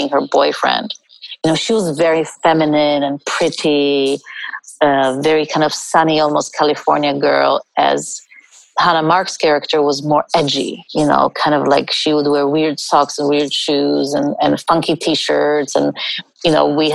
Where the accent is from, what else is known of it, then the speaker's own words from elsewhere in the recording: India; I was born in India